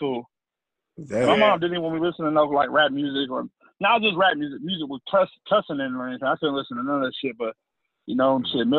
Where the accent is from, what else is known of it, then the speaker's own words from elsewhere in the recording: United States; I grew up in Marion County or whatever. Small little school or whatever. It's a white community.